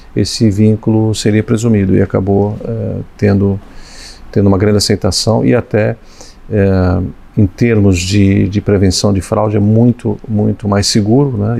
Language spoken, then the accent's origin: Portuguese; São Paulo, Brazil; Meu pai nos levava, primeiramente me levou na casa dos Açores, embora sendo é, é, madeirense. Depois ele me levou na, na, no, Arouca, São Paulo